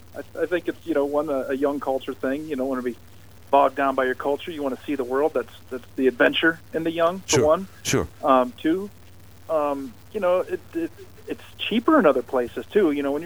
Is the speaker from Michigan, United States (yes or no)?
no; Fostoria, Ohio, United States; now in Watertown, United States; I'm from Faustoria, Ohio. It's in northwest Ohio, south of Bowling Green, next to Finland.